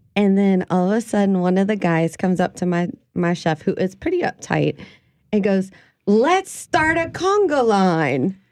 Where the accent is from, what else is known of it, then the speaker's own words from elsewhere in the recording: New Orleans, Louisiana, United States; us crazy, uh, New Orleanians